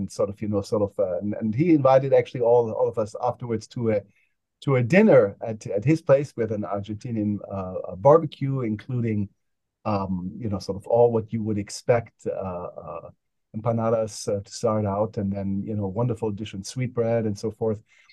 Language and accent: English; Germany; now in United States; I grew up in Germany